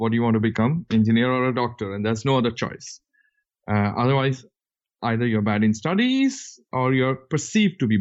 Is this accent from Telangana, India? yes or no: no; Rourkela, Odisha, India; moved away as an adult; also born or lived in Bangalore / Calcutta / United States; I was born in the city of Bangalore, but I grew up mostly in the city of Rourkela